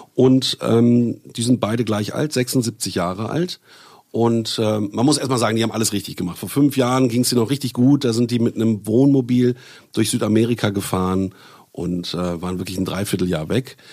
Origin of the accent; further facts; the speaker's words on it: Bielefeld, North Rhine-Westphalia, Germany; now in Berlin, Germany; Ich komme ja ursprünglich aus Bielefeld